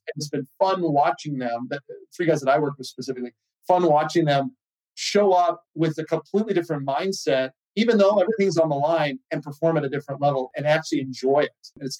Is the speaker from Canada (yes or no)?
yes; Canada; I'm a Canadian and Andrew's Canadian.